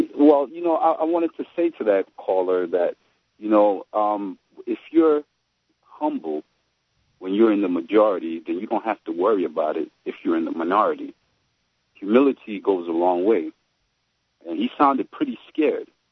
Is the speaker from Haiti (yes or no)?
yes; Haiti; I'm from Haiti